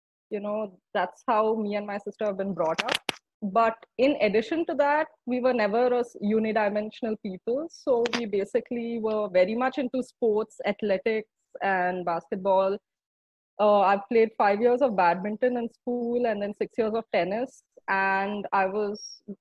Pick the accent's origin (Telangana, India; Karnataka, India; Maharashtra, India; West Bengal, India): Karnataka, India; Bangalore; moved away as an adult; now in New Delhi, India; I was born in Bangalore, grew up in Bangalore, lived in Bangalore for 24 years of my life.